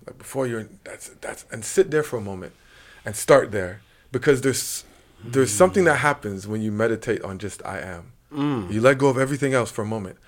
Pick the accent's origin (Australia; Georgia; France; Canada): Canada; Montreal, Quebec; moved away; also born or lived in China; Lachine to be exact.